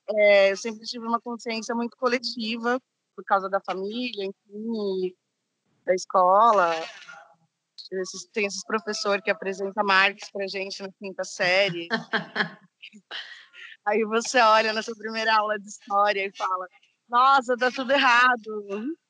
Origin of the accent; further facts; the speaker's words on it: São Paulo, Brazil; eu vim da periferia de São Paulo, vim da Zona Leste.